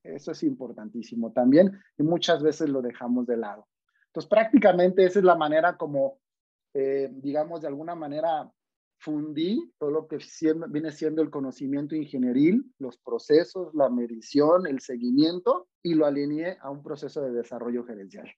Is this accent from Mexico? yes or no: yes; Mexico; Yo soy orgullosamente mexicano